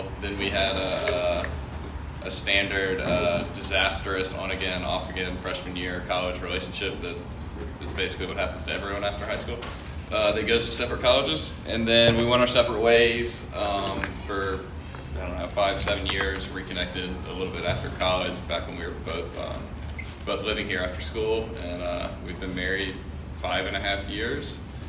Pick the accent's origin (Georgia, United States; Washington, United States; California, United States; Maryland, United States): Georgia, United States; Macon; We're both from Macon.